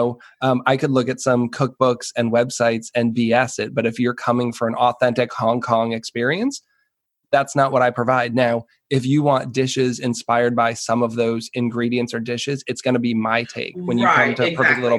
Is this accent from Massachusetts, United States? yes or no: yes; New England, Massachusetts, United States; now in Washington, D.C. area, United States; I'm a white guy. I grew up in New England. You know, my ethnic heritage is mostly English